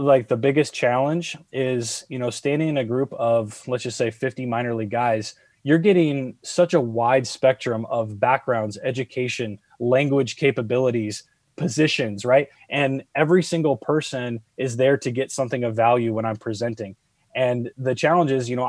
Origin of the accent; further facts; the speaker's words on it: San Diego, California, United States; Growing up in San Diego, I grew up with a lot of kids who spoke Spanish.